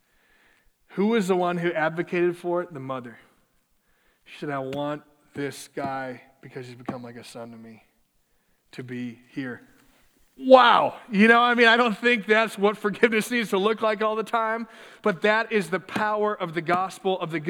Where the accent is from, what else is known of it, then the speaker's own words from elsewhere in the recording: Minneapolis, Minnesota, United States; my hometown of Minneapolis